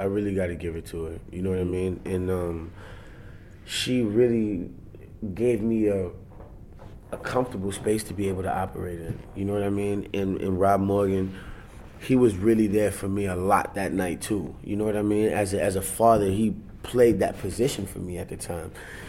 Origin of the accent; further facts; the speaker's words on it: Germany; born there; I'm an Army brat. My mom did 20 years in the Army. So I was born in Germany.